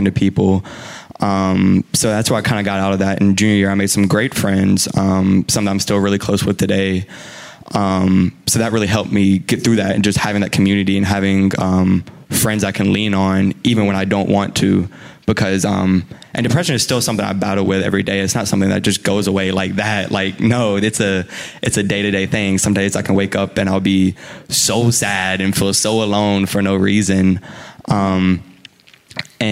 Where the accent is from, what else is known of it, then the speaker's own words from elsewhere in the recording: Macon, Georgia, United States; also born or lived in Roswell, Georgia; Growing up in Macon, I'd been around the same people since elementary school all the way up to middle school